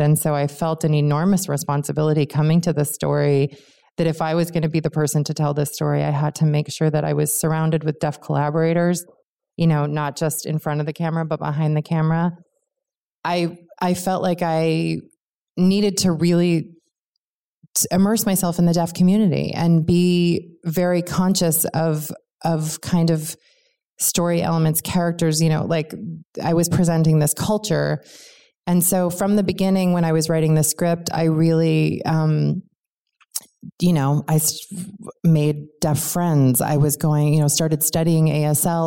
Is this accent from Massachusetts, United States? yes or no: yes; Cambridge, Massachusetts, United States; I grew up in Cambridge, Massachusetts